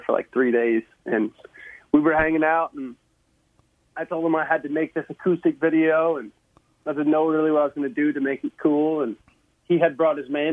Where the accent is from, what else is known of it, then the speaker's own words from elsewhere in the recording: Midland, Texas, United States; I'm from West Texas originally, from Midland